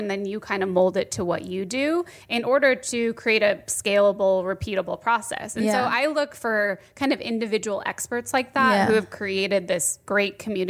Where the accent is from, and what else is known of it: Phoenix, Arizona, United States; born or raised there; moved away as an adult; also born or lived in Los Angeles